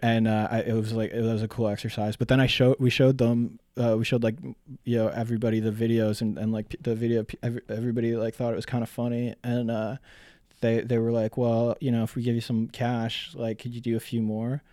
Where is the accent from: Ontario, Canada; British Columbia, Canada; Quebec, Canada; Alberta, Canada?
Ontario, Canada; North Bay; I grew up in, mostly in North Bay, Ontario